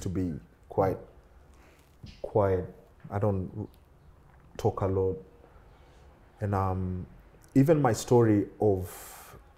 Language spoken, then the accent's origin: English; Kenya; moved away as an adult; now in United Kingdom; I was born in Kenya